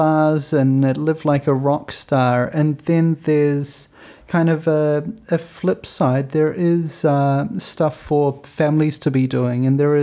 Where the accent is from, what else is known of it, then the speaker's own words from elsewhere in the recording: New Zealand; as a foreigner, as a Kiwi